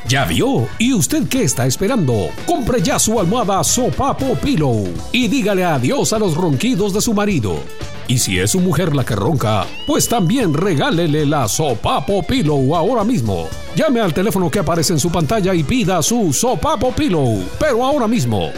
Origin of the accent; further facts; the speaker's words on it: Guatemala; los chapines somos bien abrazadores